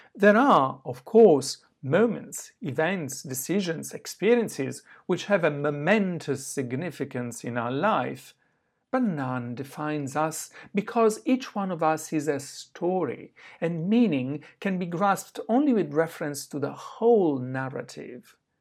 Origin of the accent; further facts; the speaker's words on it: Southern Italy, Italy; moved away; also born or lived in southwest France / Oxford; my hometown in the south of Italy